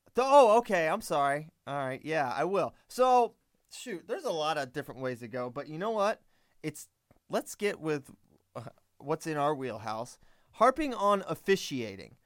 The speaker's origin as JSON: {"language": "English", "region": "Virginia", "country": "United States"}